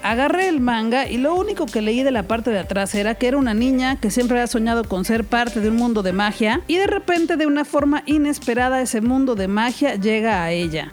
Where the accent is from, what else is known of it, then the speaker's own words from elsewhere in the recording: Mexico; soy mexicana